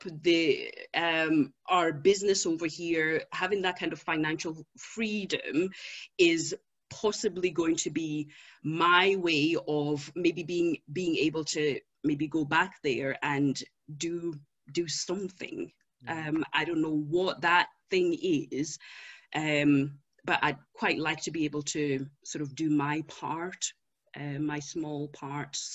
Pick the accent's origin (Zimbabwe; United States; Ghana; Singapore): Zimbabwe; moved away; I was born in Zimbabwe